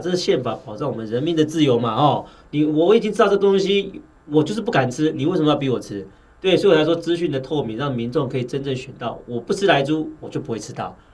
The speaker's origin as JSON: {"language": "Chinese", "country": "Taiwan", "said": "我们台湾人很喜欢吃猪肉哦"}